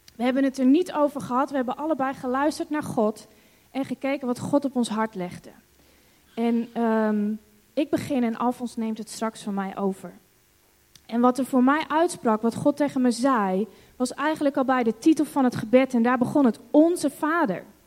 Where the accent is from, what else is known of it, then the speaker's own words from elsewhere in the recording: Netherlands; also born or lived in Hong Kong; wij als Nederlanders